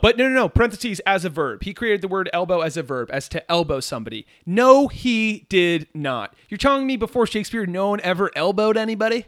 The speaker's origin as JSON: {"language": "English", "town": "McLean", "region": "Virginia", "country": "United States", "said": "we're from McLean, Virginia."}